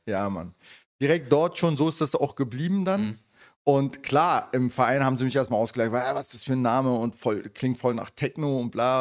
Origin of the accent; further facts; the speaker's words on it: Berlin, Germany; Und ich bin im Wedding halt äh, geboren und aufgewachsen. Ja, also äh, Westberliner richtig.